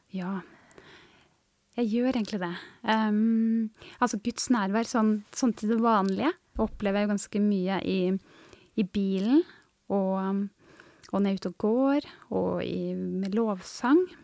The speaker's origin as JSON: {"language": "Norwegian", "town": "Hurdal", "region": "Akershus", "country": "Norway", "moved": "as an adult", "lives_now": "Tysvær, Norway", "said": "Jeg kommer opprinnelig fra Hurdal, en bygd litt nord for Oslo"}